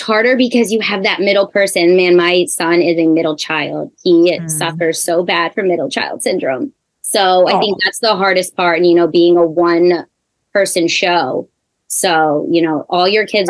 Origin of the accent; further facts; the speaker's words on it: Marlton, New Jersey, United States; I am from Marlton. I was born and raised in Marlton. I've been here 36 years